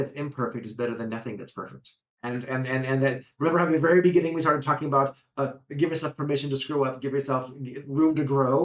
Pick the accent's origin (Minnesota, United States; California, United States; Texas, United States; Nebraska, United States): California, United States; Cupertino; I was raised in California, in Cupertino